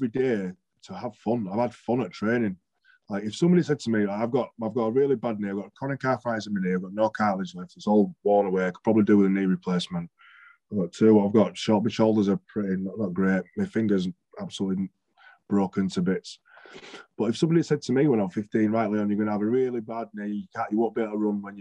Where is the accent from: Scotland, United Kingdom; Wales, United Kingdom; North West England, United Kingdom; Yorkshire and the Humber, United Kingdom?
Yorkshire and the Humber, United Kingdom; Bradford; I'm from Bradford, but I'm from a little 2-3-bedroom terraced house in Bradford.